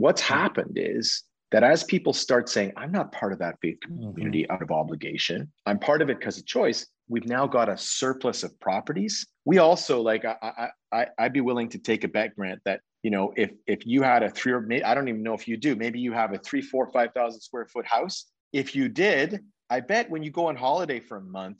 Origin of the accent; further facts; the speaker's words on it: just outside of Toronto, Ontario, Canada; moved away as an adult; also born or lived in London, United Kingdom; in Canada, where I was born, just outside of Toronto